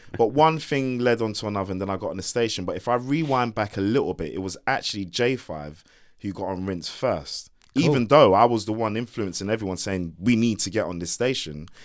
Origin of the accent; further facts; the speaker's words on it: London, United Kingdom; moved away as an adult; also born or lived in Shepherd's Bush; now in Windsor, United Kingdom; I wasn't from Croydon and I wasn't from, you know, I was from Hammersmith